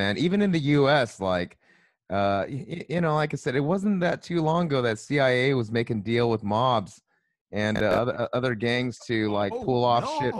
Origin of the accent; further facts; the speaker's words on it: United States; As an American, it's very difficult to understand